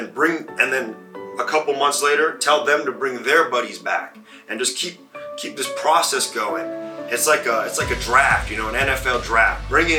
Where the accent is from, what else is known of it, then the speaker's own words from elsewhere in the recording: China; And a long time ago, growing up, I grew up in China, and my mom and dad, they were missionaries there